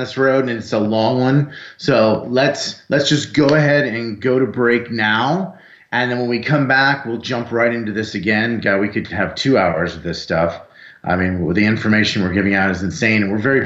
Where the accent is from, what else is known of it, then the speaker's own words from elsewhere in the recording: South Florida, United States; I grew up in South Florida